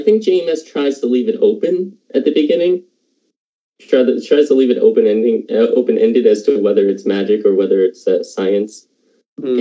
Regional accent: Halifax, Nova Scotia, Canada; I'm from Halifax

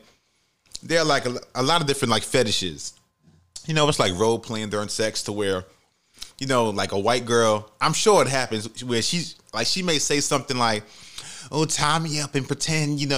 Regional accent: New York City, New York, United States; I grew up in the Bronx. You know, I'm in the Bronx

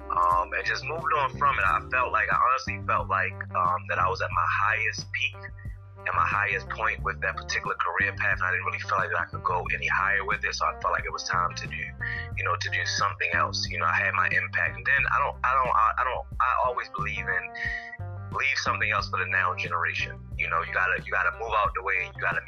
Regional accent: Baltimore, Maryland, United States; Baltimore, Maryland is where I was born and raised.

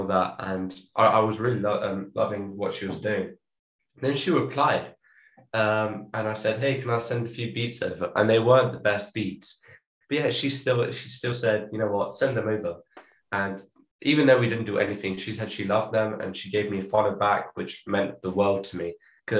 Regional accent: London, United Kingdom; also born or lived in Cape Town, South Africa; And then I was born here in London, but then because I didn't have like a British citizenship or like passport, I was still South African. And then we moved back to South Africa in a few months after I was born. So I had the chance to live in Cape Town for around 4 years or so.

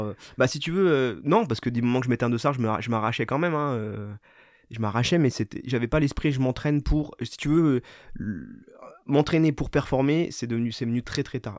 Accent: Raon-l'Étape, Grand Est, France; moved away as an adult; also born or lived in Saint-Dié / Nancy; now in Paris, France; je suis né à Raon, j'ai grandi à Raon

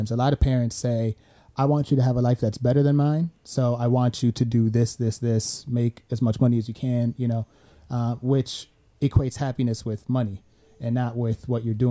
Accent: Sweden; I came from Sweden, her, his, which his is socialist.

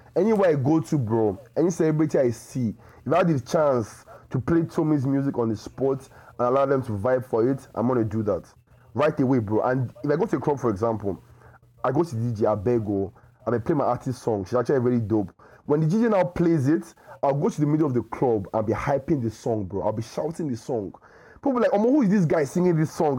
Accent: Nigeria; I'm, I'm a Nigerian

